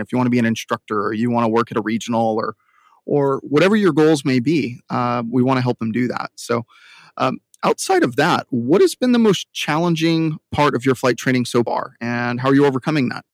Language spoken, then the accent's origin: English; Southern California, United States; I'm from Southern California